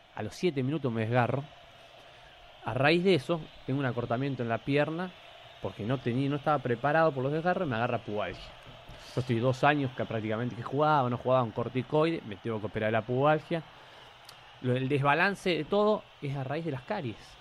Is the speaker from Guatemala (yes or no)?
no; Buenos Aires, Argentina; moved away as an adult; also born or lived in Rosario; now in Peru; nosotros somos los cuatro de Buenos Aires.